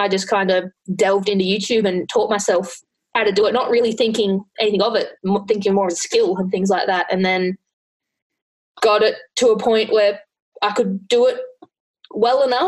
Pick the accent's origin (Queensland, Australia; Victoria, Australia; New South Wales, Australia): Queensland, Australia; near Gold Coast; I grew up near Gold Coast